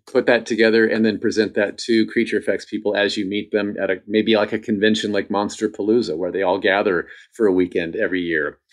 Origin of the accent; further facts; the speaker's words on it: Indiana, United States; I grew up in Indiana, which is in the Midwest